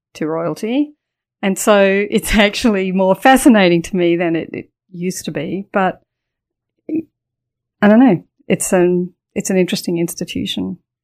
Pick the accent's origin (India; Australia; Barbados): Australia; Adelaide, South Australia; also born or lived in United Kingdom; So we went straight to Adelaide and my childhood, um, was in Adelaide